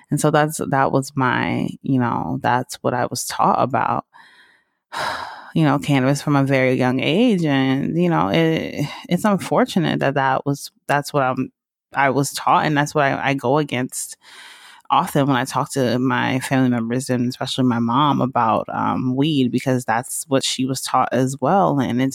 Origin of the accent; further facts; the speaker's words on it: the South, United States; that are just so unique to growing up in the country, growing up in the South.